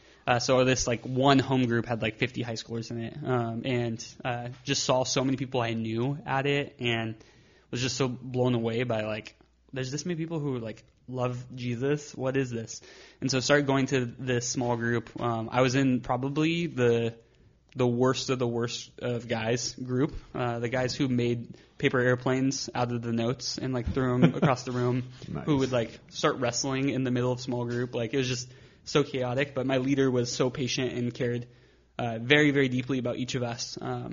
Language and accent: English; Arizona, United States; And so grew up going to Mass until we moved from Arizona.